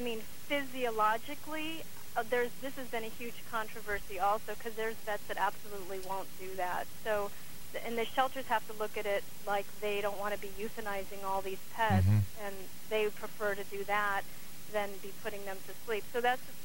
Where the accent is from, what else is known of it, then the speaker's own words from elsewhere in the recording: Los Angeles, California, United States; being a Valley girl growing up in San Fernando Valley in Southern mm-hmm. California